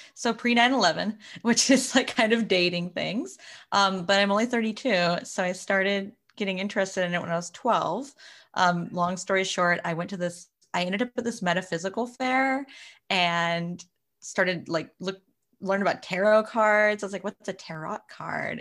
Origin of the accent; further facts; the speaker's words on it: Florida, United States; now in Arizona, United States; I actually grew up in Florida